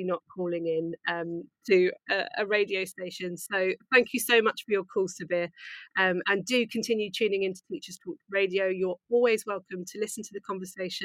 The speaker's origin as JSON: {"language": "English", "country": "United Kingdom", "said": "I'm British"}